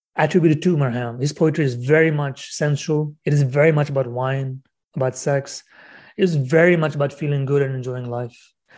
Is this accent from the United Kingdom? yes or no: no; Canada; European roots, I guess, being Canadian